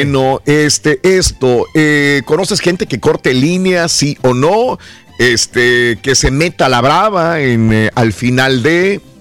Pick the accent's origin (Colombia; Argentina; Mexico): Mexico; also born or lived in California; now in United States; venimos de México, acá en Estados Unidos